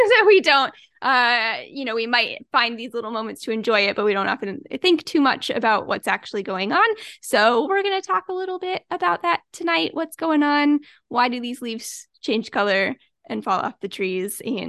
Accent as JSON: {"language": "English", "region": "Midwest", "country": "United States", "tie": "born or raised there", "said": "I grew up in the Midwest, so it's just something that you see"}